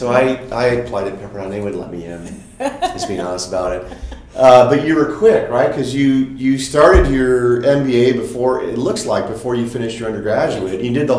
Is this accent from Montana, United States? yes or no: no; Chicago, Illinois, United States; being from Chicago